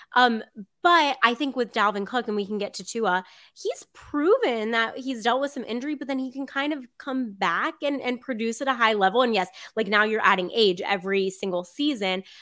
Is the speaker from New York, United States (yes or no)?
no; South Florida, United States; I grew up in South Florida